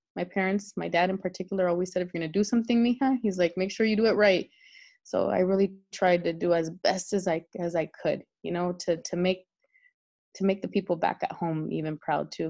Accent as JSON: {"language": "English", "town": "El Monte", "region": "California", "country": "United States", "tie": "born or raised there", "moved": "as an adult", "said": "I grew up in El Monte, um, which is about 12 miles east of downtown Los Angeles, my entire life"}